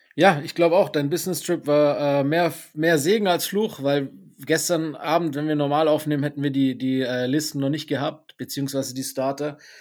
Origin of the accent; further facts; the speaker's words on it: Breisgau, Baden-Württemberg, Germany; also born or lived in Stuttgart; ich habe äh, ungefähr, ja nicht ganz die Hälfte, aber gut ein Drittel meines Lebens im, im südbadischen, im Breisgau verbracht